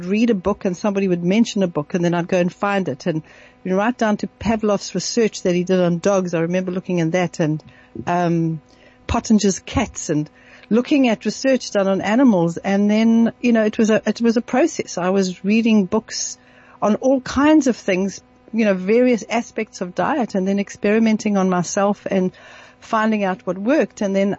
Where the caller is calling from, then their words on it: South Africa; I'm phoning from South Africa.